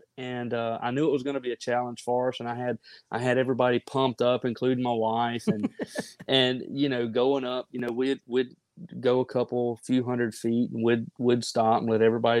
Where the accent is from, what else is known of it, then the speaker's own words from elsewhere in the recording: Mississippi, United States; I am a flatlander. I mean, born and raised in Mississippi.